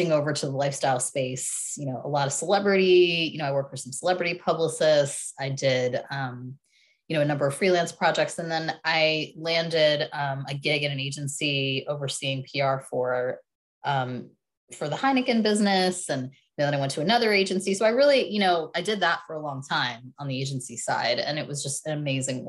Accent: Philadelphia, Pennsylvania, United States; I'm from Philadelphia. My parents are immigrants from India

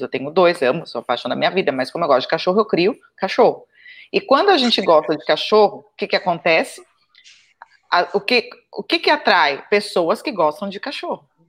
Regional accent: interior of São Paulo state, Brazil; accent: caipira; eu sou paulista do interior, caipira mesmo

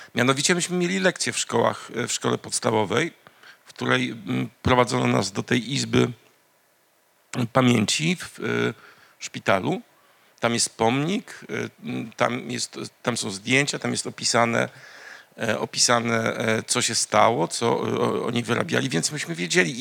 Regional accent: Międzyrzecz, Lubusz Voivodeship, Poland; ja jestem właśnie z Mezelis e, Obrawalde, Polen, czyli Międzyrzecz Wielkopolski.

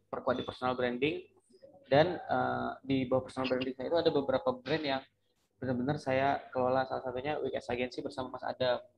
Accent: Dumai, Riau, Indonesia; moved away as an adult; also born or lived in Pekanbaru / Batam; now in Jakarta, Indonesia; itu asli Riau ya, asli Kota Dumai Riau. Oh, saya merantau, kuliah masih di Pekanbaru di Riau. Terus saya merantau dari Riau 2015 itu awalnya ke Batam.

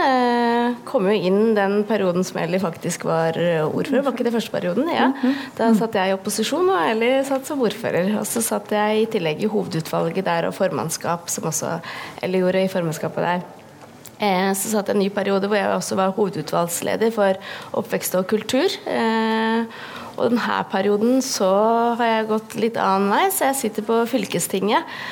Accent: Mjøndalen, Buskerud, Norway; Jeg er jo da fra Mjøndalen

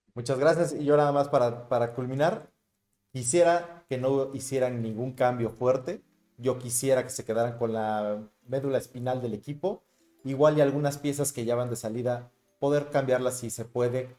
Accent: Mexico; Nosotros somos mexicanos

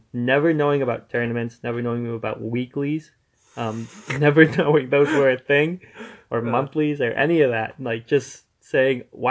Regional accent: New England, United States; We're from New England

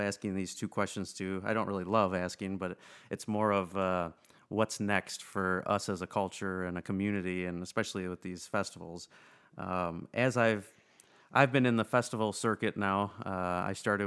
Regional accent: Rockford, Illinois, United States; I'm from Rockford

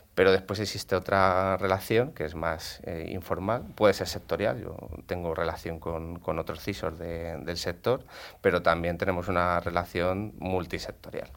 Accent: Madrid, Community of Madrid, Spain; aquí en Madrid, como se, dice en Madrid, yo soy gato

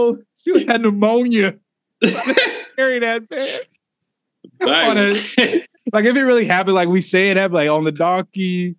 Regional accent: Indianapolis, Indiana, United States; Yeah, well, we're from Indianapolis.

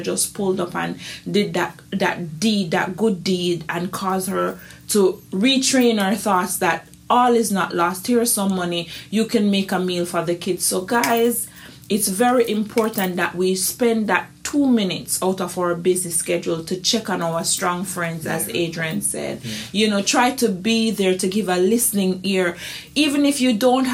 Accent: Jamaica; being a Jamaican

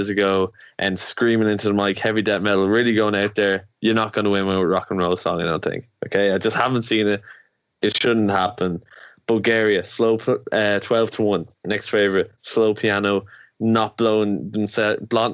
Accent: Ireland; we're from Ireland

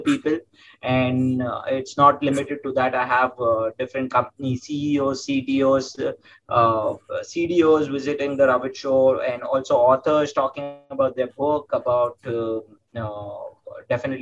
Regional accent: Mumbai, Maharashtra, India; also born or lived in Pune, India; I came back to my hometown, which is Mumbai in India

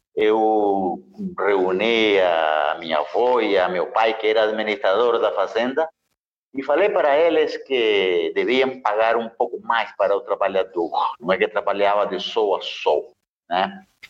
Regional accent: Nicaragua; born or raised there; moved away

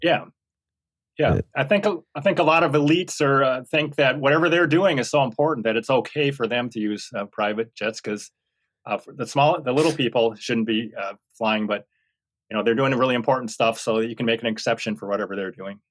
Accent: Minnesota, United States; old home hometown in Minnesota

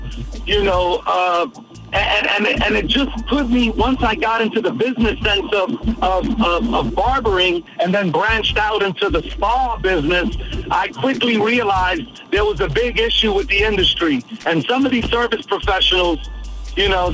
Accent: New York City, New York, United States; I come from humble beginnings in Brooklyn, New York, a small area called Bushwick

